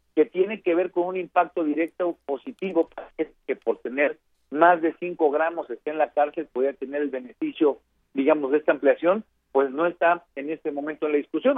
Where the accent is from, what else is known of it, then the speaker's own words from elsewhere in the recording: Guerrero, Mexico; Yo soy del estado de Guerrero